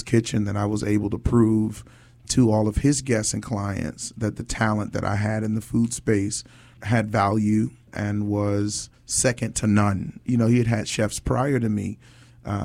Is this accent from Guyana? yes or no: no; Newark, New Jersey, United States; moved away; also born or lived in Tampa / Miami / Los Angeles; I'm from New Jersey, by way of Tampa, by way of Miami, by way of Los Angeles. I've lived and worked in each of those markets. But New Jersey is home, specifically Newark, New Jersey, a.k.a. Brick City